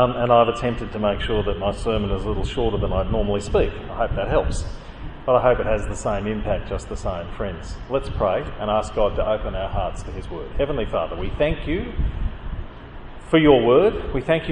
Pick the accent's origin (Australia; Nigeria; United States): Australia; also born or lived in Canada; I came to Australia as a migrant